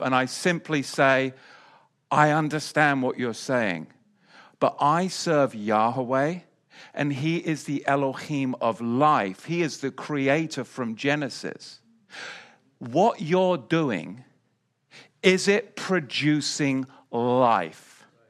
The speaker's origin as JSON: {"language": "English", "region": "England", "country": "United Kingdom", "tie": "born or raised there", "also_born_or_lived": "Salisbury Plain", "moved": "yes", "lives_now": "United States", "said": "growing up in England"}